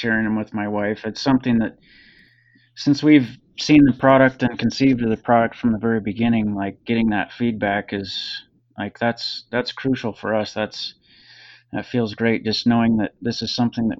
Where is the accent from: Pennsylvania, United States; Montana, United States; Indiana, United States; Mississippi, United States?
Montana, United States; Helena; also born or lived in Seattle, Washington; now in Bozeman, United States; I grew up in Helena, just north of Bozeman